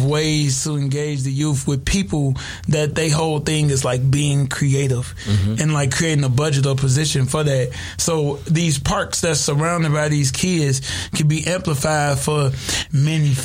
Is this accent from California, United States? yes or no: yes; Inglewood, California, United States; I'm from Inglewood